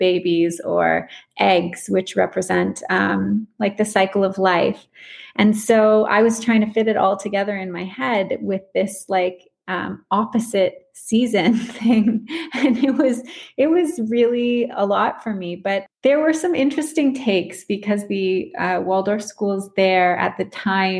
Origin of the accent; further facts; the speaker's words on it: Canada; moved away as an adult; also born or lived in Australia; I'm from Canada originally, and that's where I am now